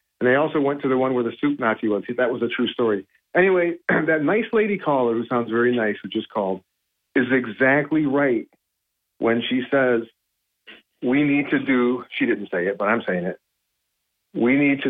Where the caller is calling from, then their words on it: Binghamton, New York, United States; from Binghamton